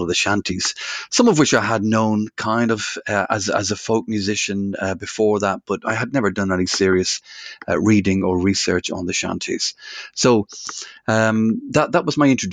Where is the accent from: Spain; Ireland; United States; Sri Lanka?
Ireland; Dublin, Leinster; moved away as an adult; also born or lived in Liverpool, United Kingdom; now in Hoylake, United Kingdom; I'm from Dublin originally, but I've moved to the UK, to Liverpool, back in the 1980s.